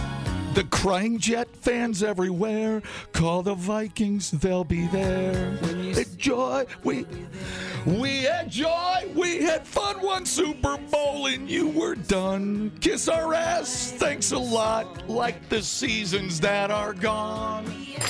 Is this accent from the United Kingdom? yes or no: no; Canada; Canadians. I'm a Canadian.